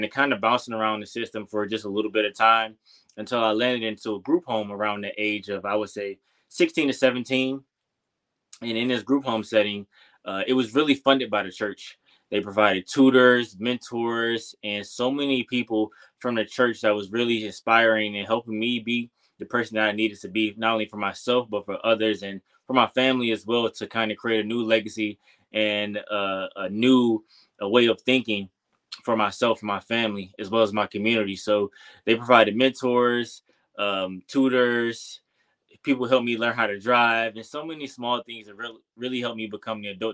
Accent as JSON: {"language": "English", "town": "Detroit", "region": "Michigan", "country": "United States", "tie": "born or raised there", "moved": "as an adult", "said": "I'm from Detroit, Michigan. If you don't know, growing up in Detroit, pretty much my entire life"}